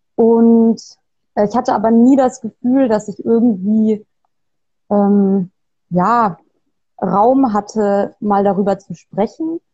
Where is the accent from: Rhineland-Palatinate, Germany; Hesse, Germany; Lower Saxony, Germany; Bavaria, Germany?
Bavaria, Germany; moved away; also born or lived in Trier; ich komme aus Bayern. Ich bin ähm, nicht in Bayern geboren, ich bin da aufgewachsen